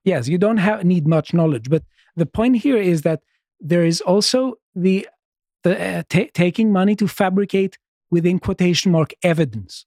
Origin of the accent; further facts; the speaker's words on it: Greece; moved away as an adult; now in United Kingdom; I'm, I'm from Greece